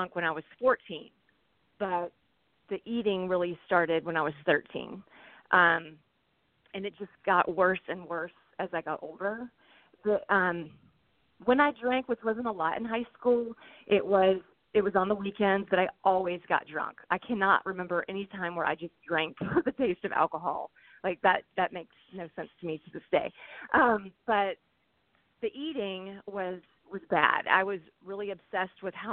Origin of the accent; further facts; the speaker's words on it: Alabama, United States; also born or lived in St. Louis area; now in St. Louis, United States; I live in the St. Louis area, but I'm originally from Alabama